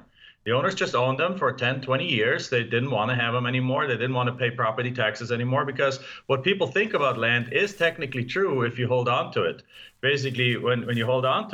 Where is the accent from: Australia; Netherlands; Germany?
Germany; English is a second language; moved away as an adult; now in United States; as you can tell from my accent, I'm not from here. I mean, you know me, I'm from Germany. I came over to the US in 1997.